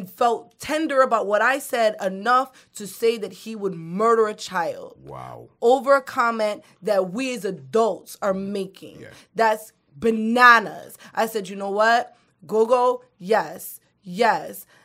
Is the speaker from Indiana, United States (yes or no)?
no; New York, United States; I'm from New York. I'm fucking ignorant, you know.